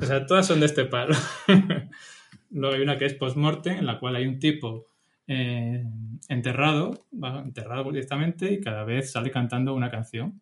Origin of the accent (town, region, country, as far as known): Spain